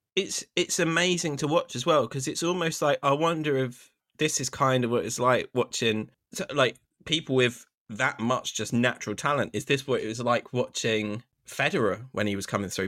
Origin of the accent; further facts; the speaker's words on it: United Kingdom; I'm a Brit